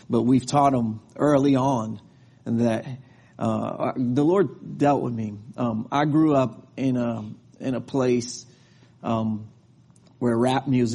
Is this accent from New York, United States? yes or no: yes; New York, United States; now in Texas, United States; I'm from New York and I live in Texas